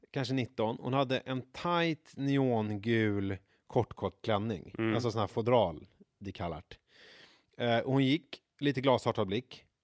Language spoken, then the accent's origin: Swedish; Vega, Stockholm County, Sweden; huset i Vega där jag växte